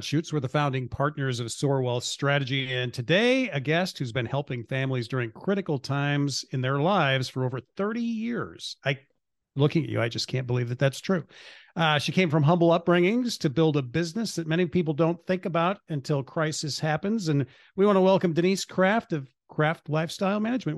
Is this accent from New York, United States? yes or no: no; North Bend, Nebraska, United States; I'm from North Bend